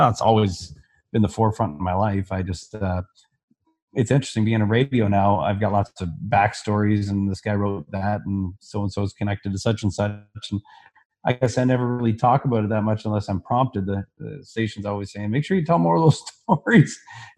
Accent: Barrie, Ontario, Canada; also born or lived in Alberta; my hometown of Barrie, when I was about 16

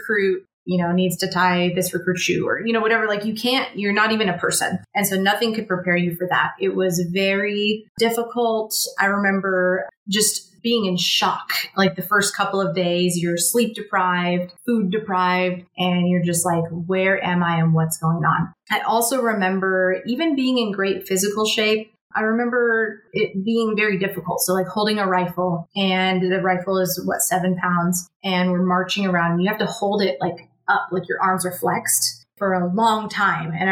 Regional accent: California, United States; moved away as an adult; I'm from California, and I went to boot camp in South Carolina

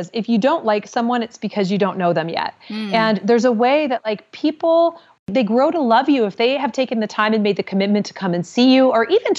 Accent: Indianapolis, Indiana, United States; my hometown of Indianapolis

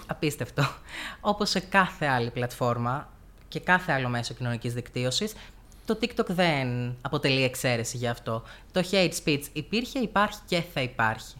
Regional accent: Heraklion, Crete, Greece; moved away as an adult; now in Komotini, Greece; Γεννήθηκα και μεγάλωσα στο Ηράκλειο τη Κρήτη.

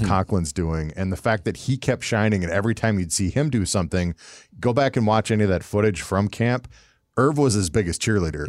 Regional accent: Minnesota, United States; also born or lived in Canada; being from Minnesota and having lived in Canada

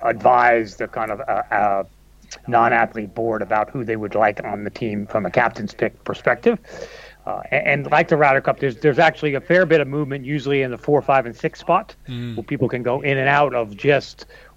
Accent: United States; now in Europe; So I live in Europe. I'm an American, and I'm married to a Canadian

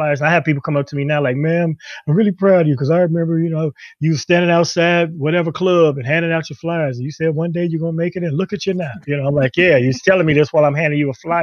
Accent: Chicago, Illinois, United States; Chicago as opposed to escaping my hometown

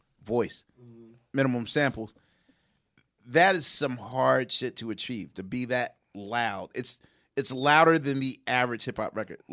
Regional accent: Philadelphia, Pennsylvania, United States; I'm from Philly.

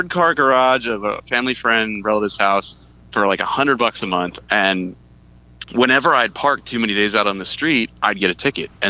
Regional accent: Fullerton, California, United States; born there; Uh, well, so I was born in Fullerton, but my dad worked for Vons Grocery Company

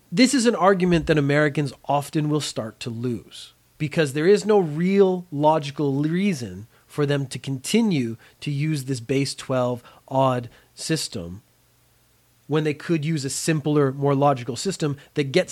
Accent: Canada; I am Canadian. Canada has a lot of really good points, has a lot of really bad points.

